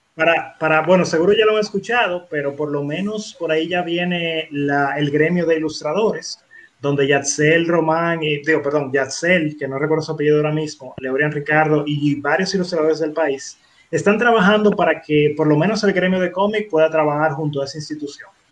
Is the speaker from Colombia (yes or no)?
no; Dominican Republic; los dominicanos